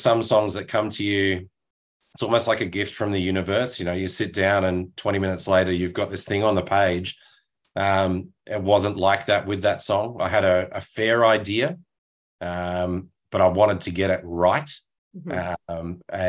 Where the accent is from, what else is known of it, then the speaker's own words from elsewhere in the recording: Australia; which as an Australian, you don't know how to take a compliment.